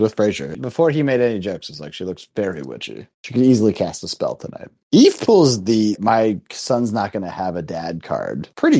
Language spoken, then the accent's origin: English; Pittsburgh, Pennsylvania, United States; I grew up in PA. I mean, I guess I only did in Pittsburgh.